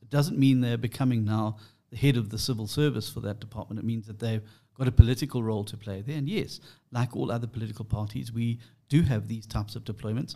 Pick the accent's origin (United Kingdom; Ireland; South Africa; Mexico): South Africa; I'm an English South African